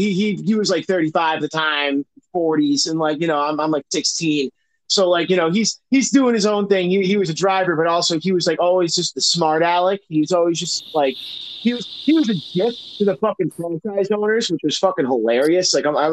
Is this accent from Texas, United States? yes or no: no; Massachusetts, United States; I'm from Mass